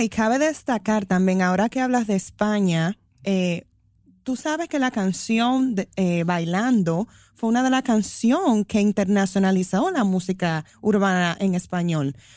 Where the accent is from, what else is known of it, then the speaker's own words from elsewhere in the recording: Dominican Republic; somos de la República Dominicana